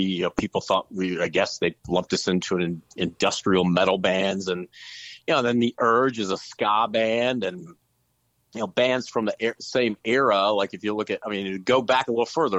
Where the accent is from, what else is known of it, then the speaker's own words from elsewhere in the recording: Jefferson City, Missouri, United States; moved away; also born or lived in St. Louis, Missouri / Dallas, Texas; We're all from Jefferson City